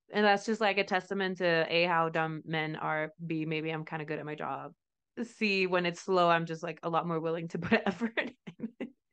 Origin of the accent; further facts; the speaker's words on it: Mexico; moved away; I'm from Mexico